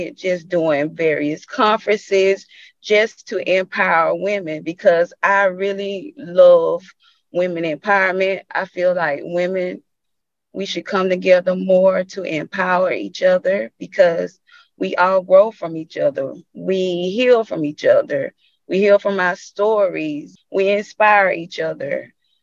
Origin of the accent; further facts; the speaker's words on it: Bainbridge, United States; life growing up in Bainbridge was a journey